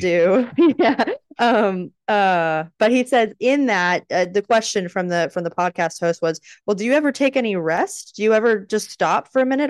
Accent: Texas, United States; As a Texan

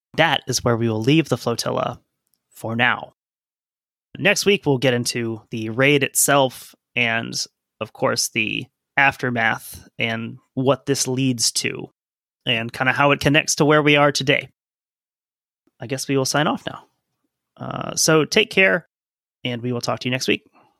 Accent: United States; our role as white American males

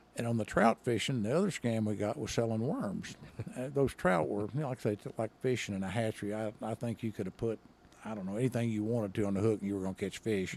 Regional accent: Henderson, Arkansas, United States; I grew up in, uh, if you're not from that part of the state, you won't even know where this is Henderson, Arkansas

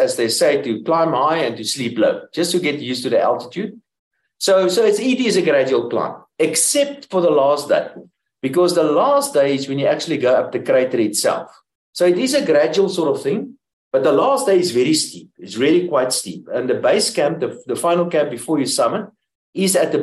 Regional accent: Pretoria, Gauteng, South Africa; I'm from Pretoria

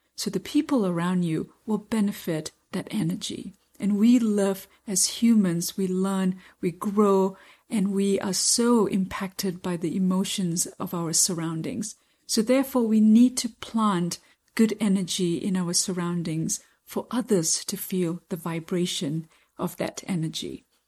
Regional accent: Kansas City, United States; I'm from Kansas City

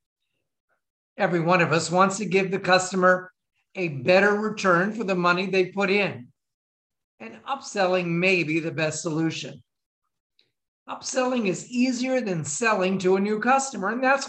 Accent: Florida, United States; I was from Florida

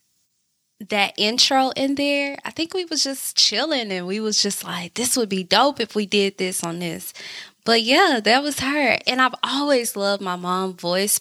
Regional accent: Tupelo, Mississippi, United States; also born or lived in Hattiesburg, Mississippi / Atlanta; I'm from Tupelo

